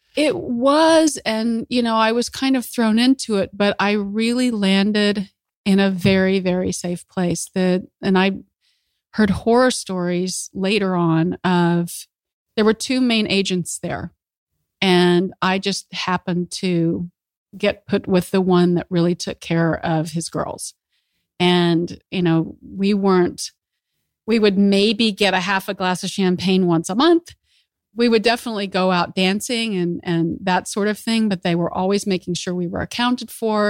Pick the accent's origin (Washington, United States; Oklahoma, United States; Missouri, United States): Oklahoma, United States; Oklahoma City; I grew up in Oklahoma City